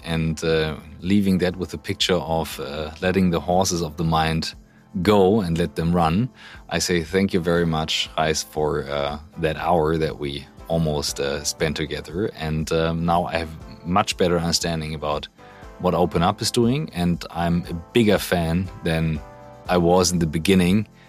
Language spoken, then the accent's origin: English; Hamburg, Germany; as big as Hamburg, my hometown